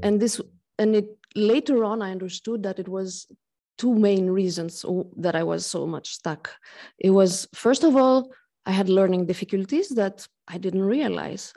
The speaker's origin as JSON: {"language": "English", "country": "Greece", "moved": "yes", "lives_now": "Switzerland", "said": "I come from Greece. I'm half Greek, half French, and I live in Switzerland"}